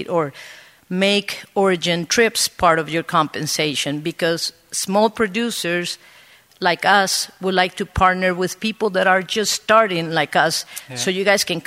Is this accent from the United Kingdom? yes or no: no; Costa Rica; I'm from Costa Rica